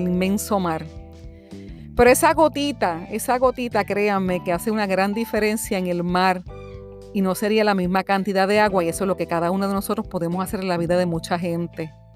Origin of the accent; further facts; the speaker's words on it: Puerto Rico; moved away as an adult; now in Florida, United States; presentarme al mundo como una puertorriqueña